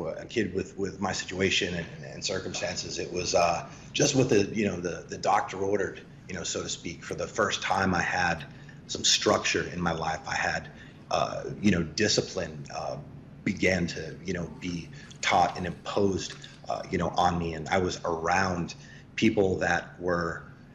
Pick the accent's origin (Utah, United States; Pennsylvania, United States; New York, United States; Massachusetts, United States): Massachusetts, United States; Boston; I'm from Boston, born and raised